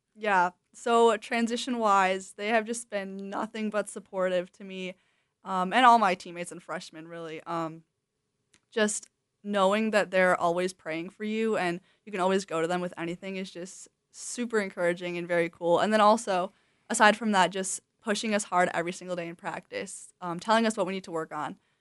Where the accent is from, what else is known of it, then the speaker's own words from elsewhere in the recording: Wisconsin, United States; moved away as an adult; I grew up in Wisconsin